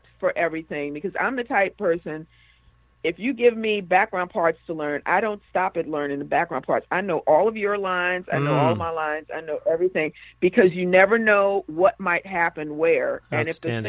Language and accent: English; Washington, District of Columbia, United States; now in Los Angeles, United States; I'm originally from Washington, D.C., and I had moved out to L.A.